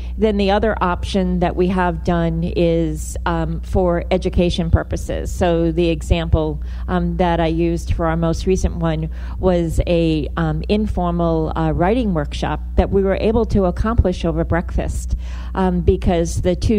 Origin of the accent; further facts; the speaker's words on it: Rhode Island, United States; So I'm originally from Rhode Island, so I feel like I can say that.